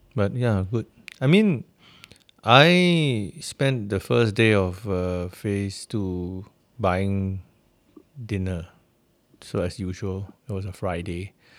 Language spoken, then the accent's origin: English; Singapore; as a Singaporean